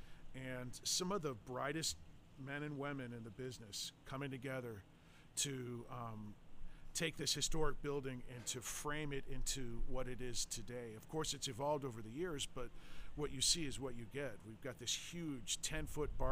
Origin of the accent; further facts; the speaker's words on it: Tampa, Florida, United States; I was born and raised here in Tampa Bay